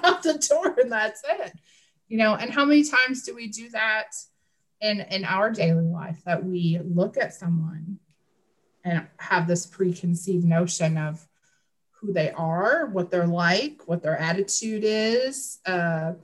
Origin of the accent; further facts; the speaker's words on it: Wisconsin, United States; moved away; growing up in Midwest Wisconsin